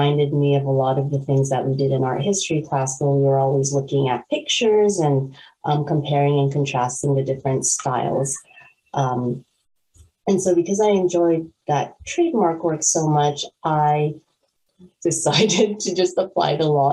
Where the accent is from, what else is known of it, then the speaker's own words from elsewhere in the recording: California, United States; moved away as an adult; also born or lived in North Carolina / Washington, District of Columbia, United States; now in Maryland, United States; I'm actually from California